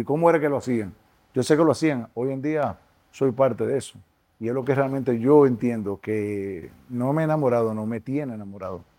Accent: Dominican Republic; como dominicanos nos tenemos que sentir orgullosos

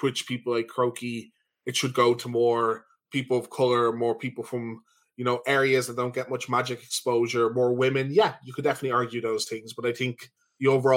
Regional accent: Ireland; We're from Ireland

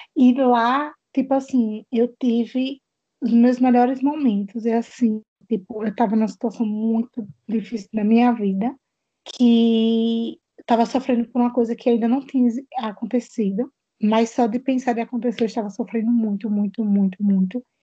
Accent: Itabaiana, Sergipe, Brazil; Eu sou de Itabaiana, Sergipe

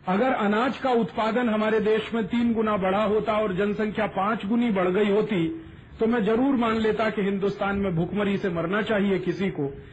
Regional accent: North India, India; first language Hindi; उत्तर भारत का रहने वाला हूं मेरी मातृभाषा हिंदी है

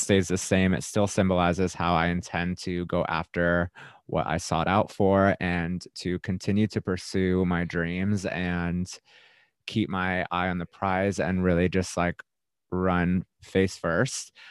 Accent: Florida, United States; moved away; I was from Florida

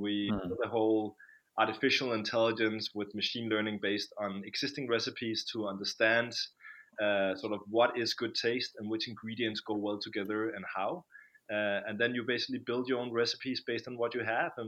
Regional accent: Copenhagen, Capital Region of Denmark, Denmark; also born or lived in London; I'm from Copenhagen, Denmark.

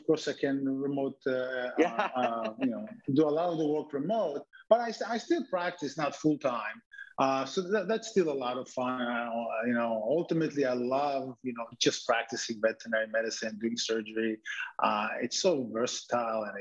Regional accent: Israel; now in United States; As a kid, I grew up in Israel

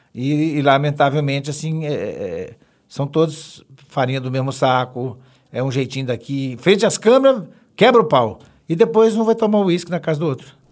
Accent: Belo Horizonte, Minas Gerais, Brazil; eu, eu, sou mineirinho, mineirinho, graças a Deus, eu, tenho, eu sou o único de Belo Horizonte. O resto lá de casa é, é, é tudo mineiro também, mas em Tabira, Jabuticatuba, tudo espalhado. Eu sou de Venda Nova

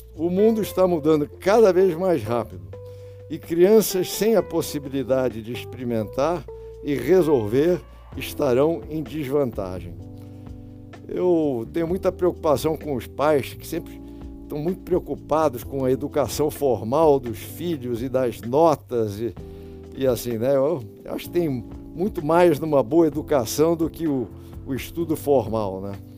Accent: Rio de Janeiro, Brazil; moved away; Eu nasci no Rio e dos meus 76 anos morei uns 50 anos aqui no Rio, quer dizer, então eu sou sou realmente carioca

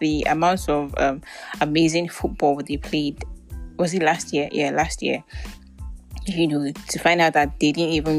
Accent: Nigeria; I'm Nigerian

